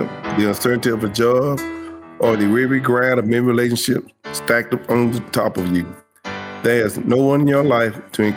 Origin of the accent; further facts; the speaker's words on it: Forsyth, Georgia, United States; also born or lived in Columbus; my hometown, Forsyth, Georgia